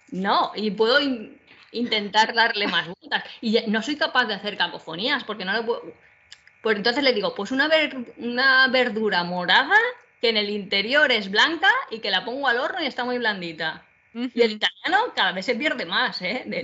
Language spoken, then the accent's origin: Spanish; Valencia, Valencian Community, Spain; now in Alicante, Spain; yo soy de Valencia y luego por trabajo me vine aquí de Alicante